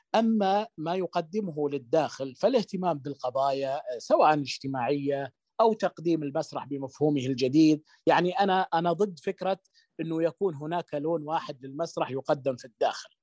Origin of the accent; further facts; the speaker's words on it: Saudi Arabia; احنا نعتد يعني نعتد فيه كسعوديين